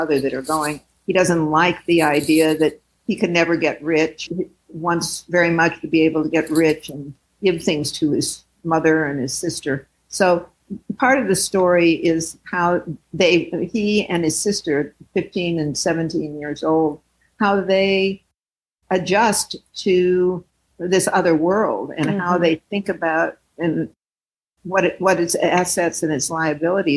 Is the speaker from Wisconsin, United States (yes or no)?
no; St. Louis, Missouri, United States; now in Oakland, United States; I grew up in St. Louis where there was a large group of African Americans